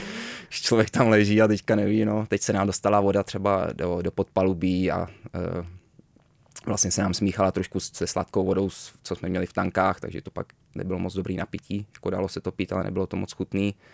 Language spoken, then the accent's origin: Czech; Malaga, Andalusia, Spain; born there; Já jsem se narodil ve Španělsku, v Malaze.